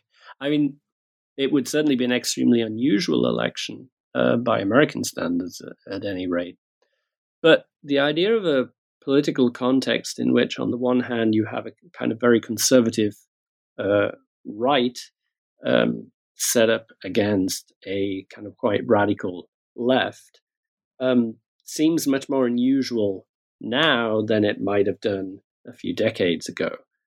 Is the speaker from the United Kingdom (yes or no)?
yes; United Kingdom; At the same time, I'm British. I work in Britain, spend a lot of time in the United States as well.